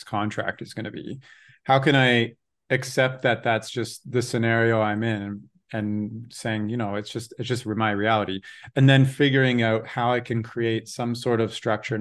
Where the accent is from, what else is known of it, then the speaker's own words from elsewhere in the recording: Canada; I grew up in the Canadian education system